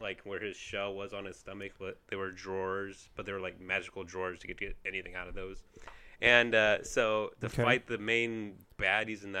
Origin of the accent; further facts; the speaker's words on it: Midwest, United States; accent: Midwest; my Midwest accent